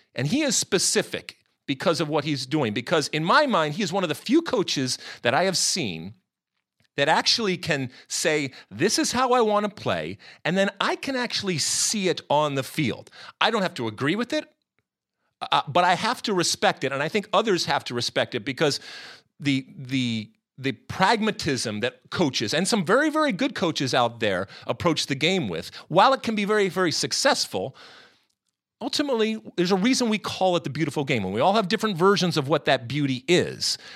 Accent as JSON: {"language": "English", "country": "United States", "said": "me as an American"}